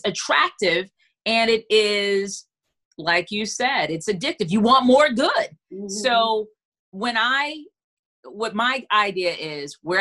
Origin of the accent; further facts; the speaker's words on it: Freeport, Grand Bahama, Bahamas; now in Charlotte, United States; I'm from Freeport, Bahamas. I live in Charlotte, North Carolina.